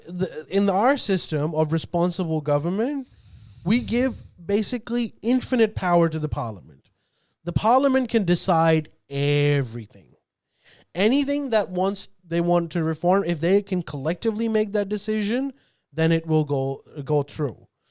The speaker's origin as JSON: {"language": "English", "country": "Australia", "said": "I'm Pakistani Australian."}